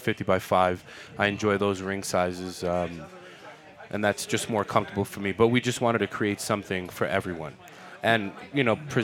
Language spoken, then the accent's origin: English; New York City, New York, United States; I'm from Queens, bro.